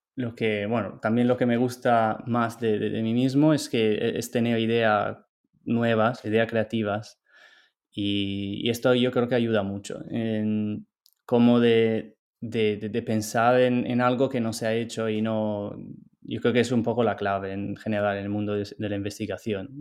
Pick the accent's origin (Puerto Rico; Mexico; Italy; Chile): Italy; Spanish is a second language; moved away as an adult; also born or lived in Barcelona, Spain; now in United States; yo soy de Italia.